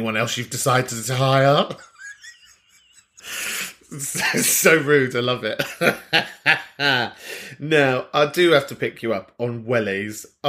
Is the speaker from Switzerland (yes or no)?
no; London, United Kingdom; I'm from North London